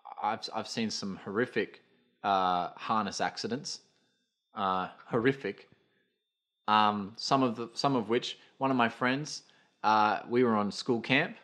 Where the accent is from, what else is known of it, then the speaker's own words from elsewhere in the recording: Brisbane, Queensland, Australia; As a kid, when you were climbing over shit, when I grew up in Brisbane, part of my life, and New Farm Park had those big trees, those big ass trees.